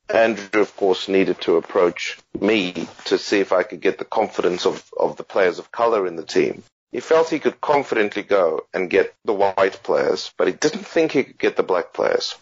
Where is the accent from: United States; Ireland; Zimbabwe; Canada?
Zimbabwe; also born or lived in United Kingdom; now in Australia; I still kind of even see myself as Zimbabwean, even though I'm a British citizen now, and and you know maybe soon to be an Australian citizen